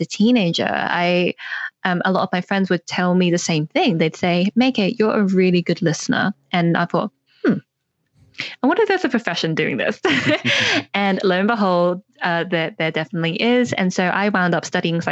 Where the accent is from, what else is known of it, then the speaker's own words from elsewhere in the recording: North Devon, South West England, United Kingdom; now in London, United Kingdom; I grew up in North Devon here in England, but now I live in London